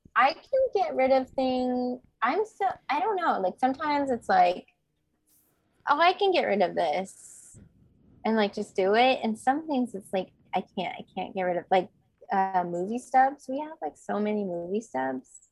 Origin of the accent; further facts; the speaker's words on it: Bay Area, California, United States; I grew up in the Bay Area